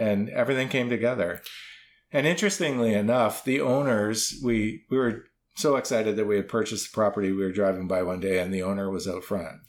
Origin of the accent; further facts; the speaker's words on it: Waterloo, Ontario, Canada; moved away; I'm originally from Waterloo